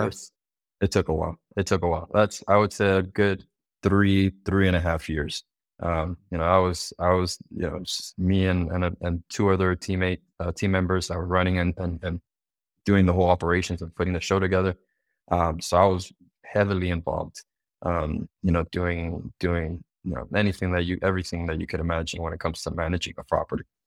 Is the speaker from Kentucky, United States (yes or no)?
no; Miami, Florida, United States; also born or lived in Cuba; I was actually originally born, um, in Cuba. So we, we immigrated from Cuba, uh, here to United States into Miami when I was five years old